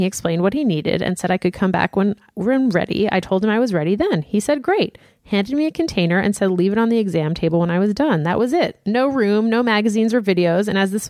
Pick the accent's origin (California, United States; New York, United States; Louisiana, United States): Louisiana, United States; Lafayette; I'm from Lafayette, the heart of Cajun country, and big families I've found are still a bit of an anomaly here.